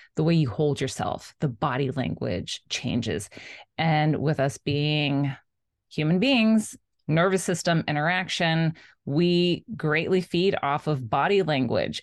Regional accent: South Florida, United States; I grew up in South Florida

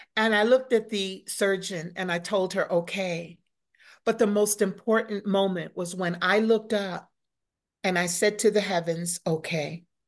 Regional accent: New York City, New York, United States; moved away as an adult; also born or lived in Florida / Charlotte; growing up in New York City was already, I mean, you learn how to survive when yeah. you grow up in New York

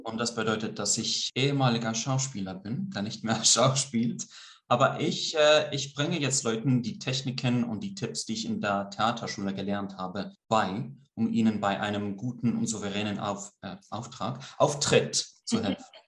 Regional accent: Greece; accent: Swiss; first language Swiss German and Greek; moved away as an adult; also born or lived in Switzerland / London, United Kingdom; now in Almada, Portugal; ich bin halb Grieche, halb Schweizer. Äh, ich bin zwar hauptsächlich in Griechenland aufgewachsen, mhm. aber ich bin äh, Muttersprachler in beiden Sprachen, also Schweizerdeutsch, nicht Hochdeutsch

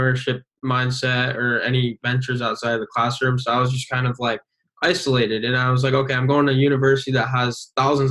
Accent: Binghamton, New York, United States; I was born and raised in Binghamton, where we go to college currently.

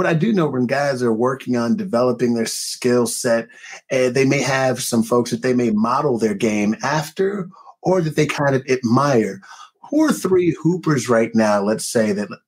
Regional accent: Chicago, Illinois, United States; Being a Chicagoan

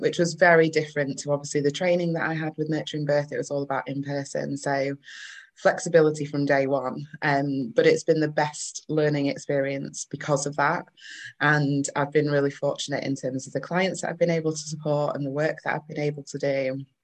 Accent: Manchester, North West England, United Kingdom; accent: northern; also born or lived in Leeds; now in Bradford, United Kingdom; I am a northern bird. I'm originally from Manchester, um, but I live and do majority of my work around Bradford and Leeds

